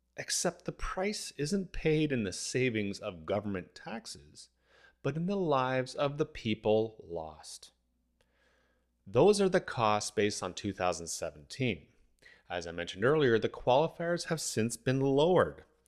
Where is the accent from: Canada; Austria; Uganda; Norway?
Canada; As a Canadian